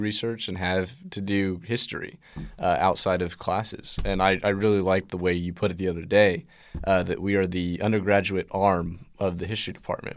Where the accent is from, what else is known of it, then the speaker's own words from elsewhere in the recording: United States; I grew up in America